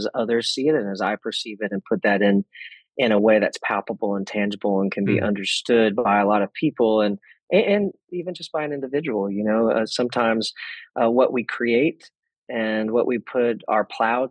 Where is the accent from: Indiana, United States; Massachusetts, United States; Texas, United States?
Texas, United States; I grew up in Texas in a small town with my parents and my two older brothers